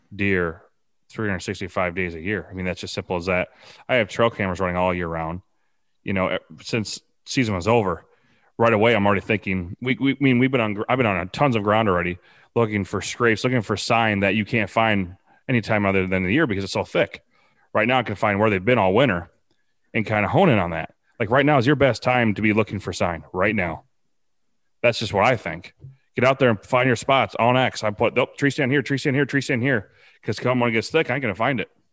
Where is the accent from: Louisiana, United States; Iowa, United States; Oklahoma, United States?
Iowa, United States; Preston; now in Bellevue, United States; I'm actually from Preston, Iowa. I live in Bellevue, Iowa now